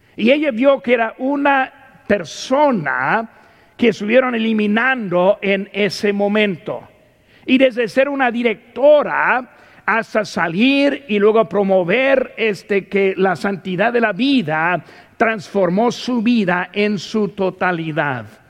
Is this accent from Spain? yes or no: no; United States; Como ciudadano de los Estados Unidos